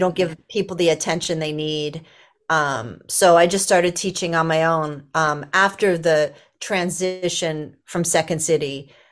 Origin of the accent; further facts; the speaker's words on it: Los Angeles, California, United States; I grew up in Los Angeles, actually.